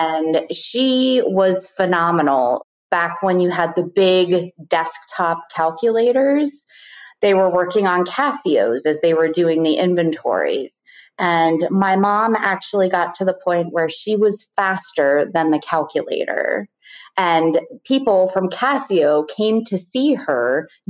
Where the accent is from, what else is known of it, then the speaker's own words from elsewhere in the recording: Tequesta, Florida, United States; also born or lived in Richmond, Virginia / Charlottesville, Virginia; I spent the majority of my years growing up in South Florida in a town that was small called Sequesta, which is right north of Jupiter